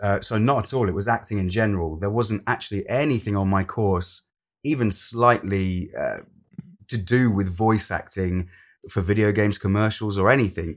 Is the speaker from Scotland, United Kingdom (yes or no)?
no; Lincolnshire, East Midlands, United Kingdom; moved away as an adult; also born or lived in London; I'm originally from Lincolnshire, and I moved from Lincolnshire to London to study an acting course